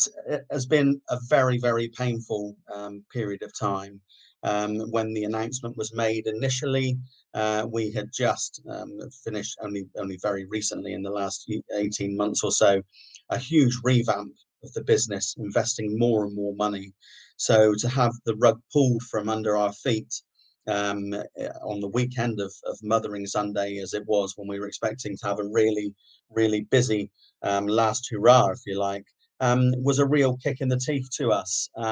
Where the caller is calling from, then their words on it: Sidmouth, South West England, United Kingdom; I'm calling from the Clock Tower in Sidmouth.